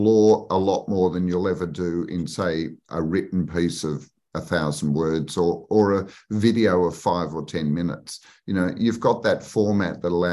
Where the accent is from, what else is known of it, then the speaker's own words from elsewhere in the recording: Australia; I was based in Sydney. I grew up in Australia.